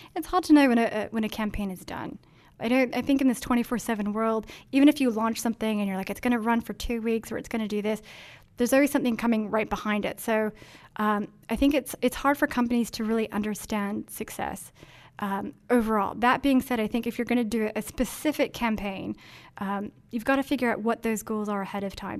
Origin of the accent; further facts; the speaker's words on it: Denmark; moved away; I grew up in Denmark where it's all bikes